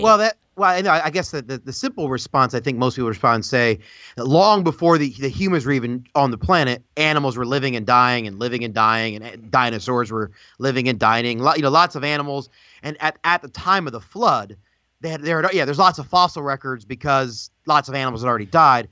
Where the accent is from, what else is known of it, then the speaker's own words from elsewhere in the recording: United States; as an American